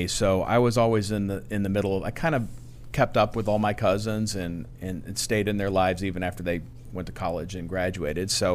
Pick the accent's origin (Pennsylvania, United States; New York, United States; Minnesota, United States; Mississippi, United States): Pennsylvania, United States; Aliquippa; I grew up in western Pennsylvania near Pittsburgh, a little town called Aliquippa, steel mill town